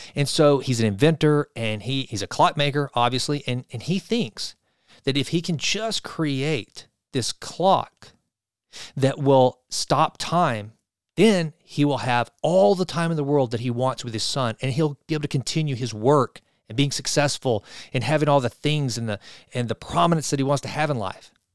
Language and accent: English; Sulphur Springs, Texas, United States; Sulphur Springs, my hometown